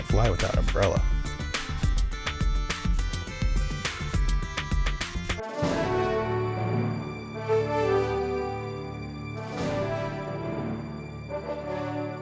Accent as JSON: {"language": "English", "town": "Houston", "region": "Texas", "country": "United States", "tie": "born or raised there", "said": "my hometown, Houston, Texas."}